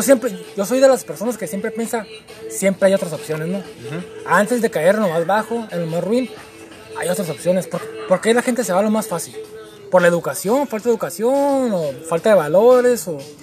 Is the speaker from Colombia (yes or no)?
no; Mexico; como mexicanos